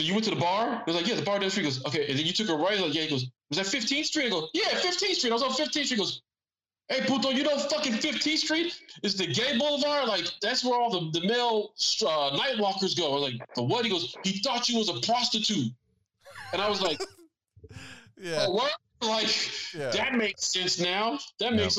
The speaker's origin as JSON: {"language": "English", "town": "San Antonio", "region": "Texas", "country": "United States", "said": "San Antonio"}